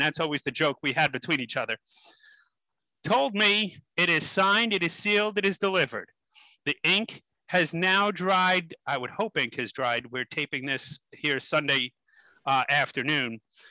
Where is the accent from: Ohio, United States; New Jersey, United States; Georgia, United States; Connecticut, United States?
New Jersey, United States; North Bergen; I'm from North Bergen, New Jersey, originally born and raised.